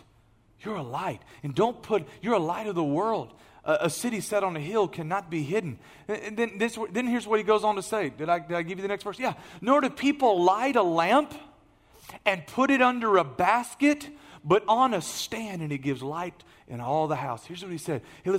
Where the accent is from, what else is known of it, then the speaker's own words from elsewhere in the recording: Beaumont, Texas, United States; I'm still from Beaumont. So where do you work? I still work at ExxonMobil.